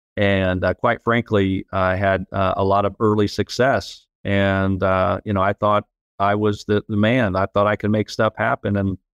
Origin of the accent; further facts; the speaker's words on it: Indiana, United States; So I was born and raised in the Midwest in a small town in Indiana, pretty much a blue-collar town.